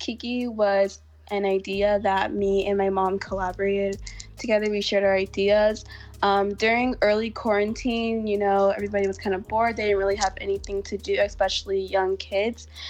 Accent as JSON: {"language": "English", "town": "Houston", "region": "Texas", "country": "United States", "tie": "born or raised there", "said": "I was born and raised in Houston, Texas."}